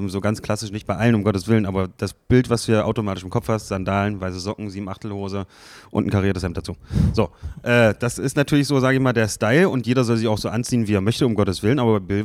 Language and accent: German; Magdeburg, Saxony-Anhalt, Germany; So, ich bin in Magdeburg geboren, ich bin hier aufgewachsen, ich habe jetzt hier gebaut, so weißt du, ich werde auch, werd auch hier bleiben